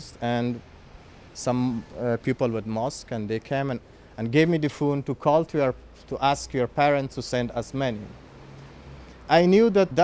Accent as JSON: {"language": "English", "region": "Kabul", "country": "Afghanistan", "tie": "born or raised there", "second_language": "English", "moved": "as an adult", "lives_now": "Rome, Italy", "said": "I'm from Afghanistan, from Kabul. I'm born in Kabul. I had a very comfortable life there."}